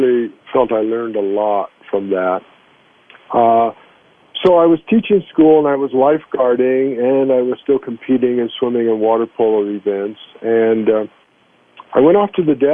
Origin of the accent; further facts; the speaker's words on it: Long Beach, California, United States; also born or lived in Brooklyn, New York / Los Angeles; we moved to Long Beach, California, and I grew up there